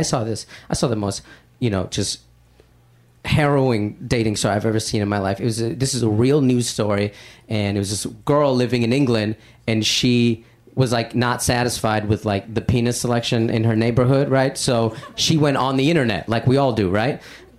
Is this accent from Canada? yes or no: no; India; I'm Indian, and like in all those movies, there's like one Indian guy in like 22 movies